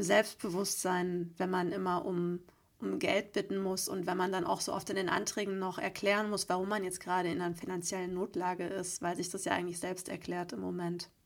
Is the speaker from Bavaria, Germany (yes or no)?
yes; Geretsried, Bavaria, Germany; meiner Heimat, beziehungsweise tatsächlich sogar in dem Raum, in dem damals mein Abi bei war. Also ich spiele heute in Köln und morgen dann in Oberbayern im Ratsstubensaal Geretsried